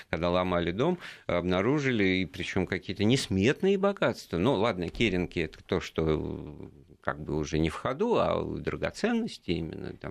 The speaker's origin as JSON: {"language": "Russian", "region": "Moscow", "country": "Russia", "tie": "born or raised there", "said": "моя малая родина как раз."}